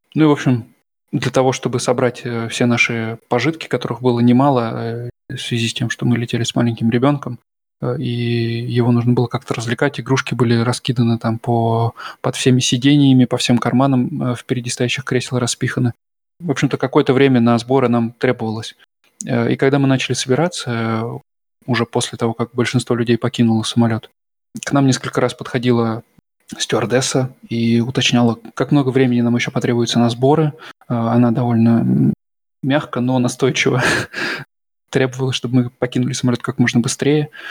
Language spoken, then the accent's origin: Russian; Russia; now in Germany